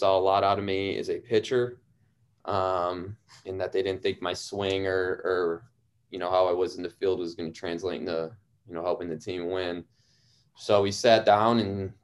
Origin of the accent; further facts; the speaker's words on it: Sterling Heights, Michigan, United States; I'm from Sterling Heights, Michigan, a pretty big town, 20 miles north of Detroit. Went to Sterling Heights Stevenson High School